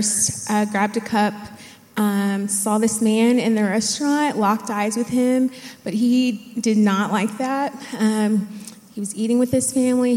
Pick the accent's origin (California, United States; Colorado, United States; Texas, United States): Texas, United States; Dallas; I grew up in the Dallas area.